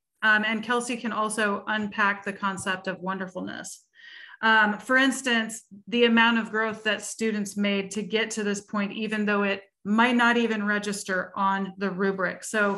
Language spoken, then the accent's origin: English; Seattle, Washington, United States; we are both from the Seattle region, which is under the auspices of the Washington Music Educators Association